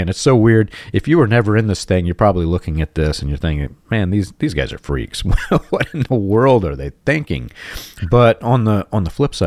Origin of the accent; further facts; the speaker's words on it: Georgia, United States; moved away; I grew up in Georgia